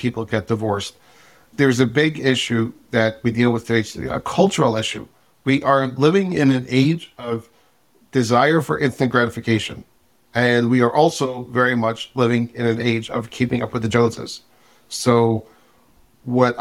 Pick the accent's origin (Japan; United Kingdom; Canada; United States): United States; New York City, New York; I am originally from Brooklyn. Grew up in a regular modern Orthodox-ish family.